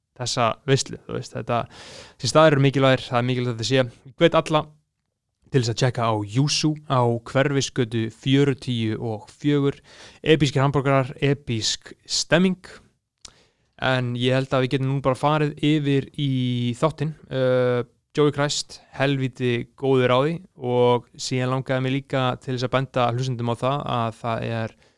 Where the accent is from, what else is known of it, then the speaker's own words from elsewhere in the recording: Iceland; við sem Íslendingar